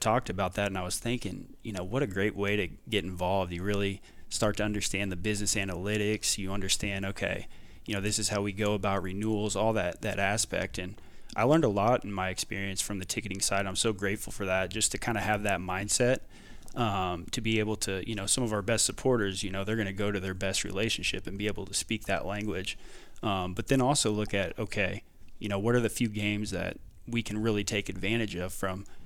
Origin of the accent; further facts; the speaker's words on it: Jefferson City, Missouri, United States; moved away as an adult; also born or lived in Delaware / Wyoming / El Paso, Texas; now in Denton, United States; born and raised in Jefferson City, Missouri